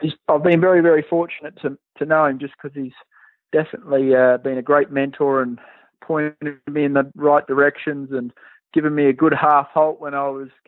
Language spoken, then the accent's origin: English; Australia; moved away as an adult; also born or lived in Pennsylvania; now in United States; as a young boy growing up in Australia